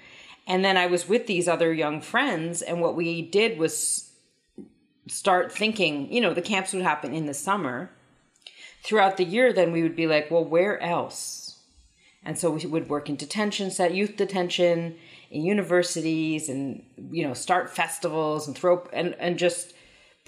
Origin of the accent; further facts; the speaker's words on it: Saskatoon, Saskatchewan, Canada; I was born in Canada on Treaty 6 territory, Cree territory, in the middle of Canada in a place called Saskatoon, Saskatchewan